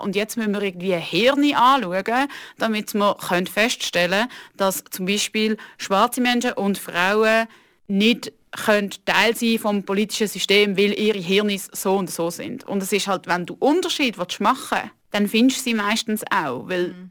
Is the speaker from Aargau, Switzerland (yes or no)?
yes; Aargau, Switzerland; Ich bin aufgewachsen im Aargau, in einer Kleinstadt